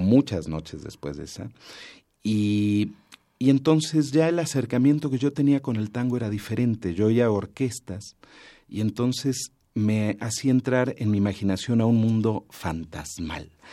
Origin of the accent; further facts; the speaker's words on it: Mexico City, Mexico; crecí también en el Corrientes 348 allá en Miguel Ángel de Quevedo